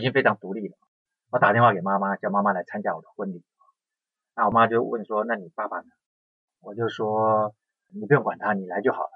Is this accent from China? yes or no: no; Keelung, Taiwan; 我那时候住基隆